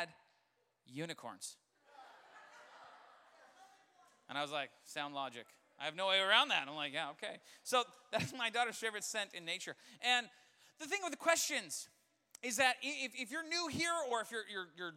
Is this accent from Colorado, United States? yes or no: yes; Colorado, United States; I grew up in Colorado.